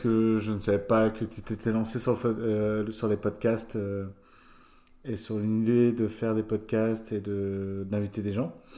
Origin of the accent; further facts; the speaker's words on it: Étival-Clairefontaine, Grand Est, France; moved away as an adult; also born or lived in Nancy / Madrid / Valence; je suis originaire des Vosges de base, donc juste à côté, à une heure de Nancy